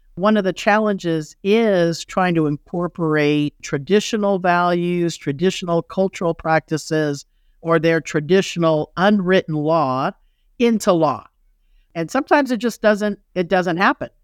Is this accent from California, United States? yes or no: yes; Los Angeles, California, United States; moved away as an adult; also born or lived in Kansas / Chicago / Colorado; I grew up in Los Angeles